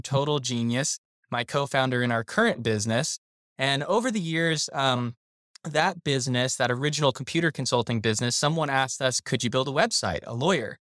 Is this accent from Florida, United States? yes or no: yes; South Florida, United States; I was raised in South Florida